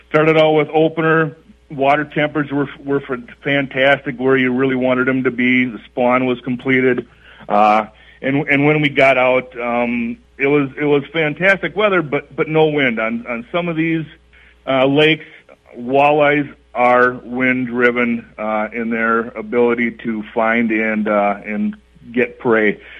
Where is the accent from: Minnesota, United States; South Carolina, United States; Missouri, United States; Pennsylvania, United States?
Minnesota, United States; South St. Paul; moved away; also born or lived in Elk River, Minnesota; South St. Paul, Minnesota, um, from the cities, um, and have opportunities to move north a couple of different times. Lived in Elk River, and then up here it's been kind of a steady push just to move north and uh